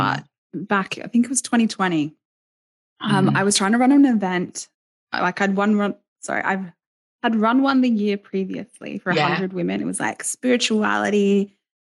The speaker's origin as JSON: {"language": "English", "country": "Australia", "accent": "dry country Australian", "moved": "yes", "lives_now": "Scotland, United Kingdom", "said": "I'm from Australia. I'm from the East Coast. You're going to be able to tell my accent. I'm a very dry country Australian girl"}